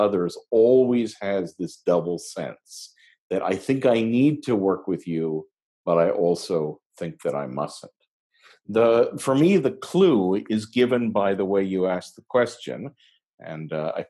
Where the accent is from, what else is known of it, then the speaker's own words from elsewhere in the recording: Montreal, Quebec, Canada; I'm originally from Montreal in Canada.